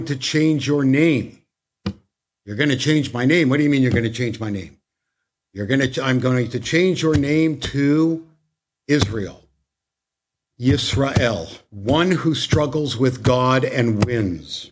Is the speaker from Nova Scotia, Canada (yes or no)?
no; Toronto, Ontario, Canada; now in United States; I'm from Canada